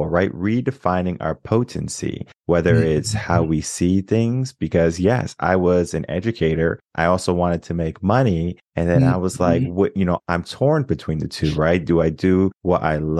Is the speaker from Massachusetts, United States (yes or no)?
no; Connecticut, United States; moved away as an adult; now in Texas, United States; I was born and raised in Connecticut, moved to Texas 2016